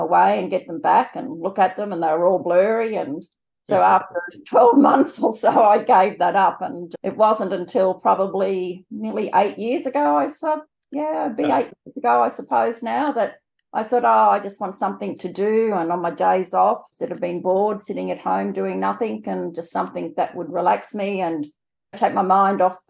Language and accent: English; New South Wales, Australia; moved away as an adult; also born or lived in South Australia; now in Brisbane, Australia; I'm from Brisbane in Queensland, originally New South Wales, but married a Queenslander